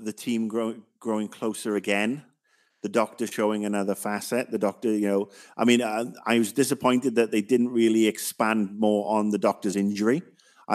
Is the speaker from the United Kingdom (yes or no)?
yes; United Kingdom; me as a Brit